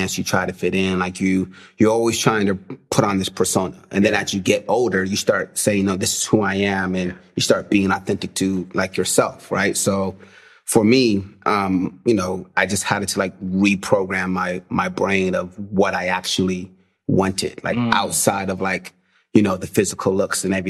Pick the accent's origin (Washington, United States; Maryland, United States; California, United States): California, United States; Corona; I grew up in a city called Corona, California